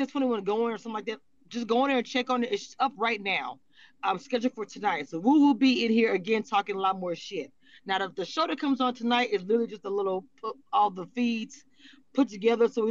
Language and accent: English; Louisiana, United States; moved away; also born or lived in Texas; I am from Louisiana by way of Texas.